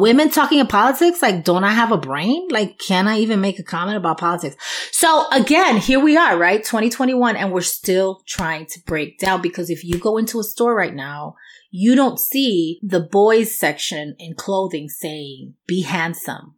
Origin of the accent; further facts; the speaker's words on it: New York, United States; accent: New York; my New York accent